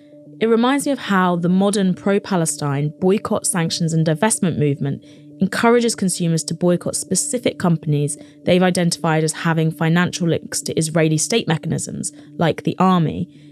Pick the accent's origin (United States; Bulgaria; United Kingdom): United Kingdom; England; Is it just because I grew up in England?